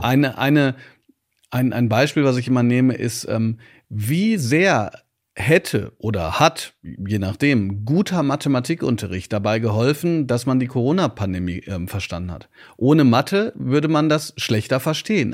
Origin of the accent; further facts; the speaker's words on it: Ruhr area, North Rhine-Westphalia, Germany; Ich komme aus dem Pott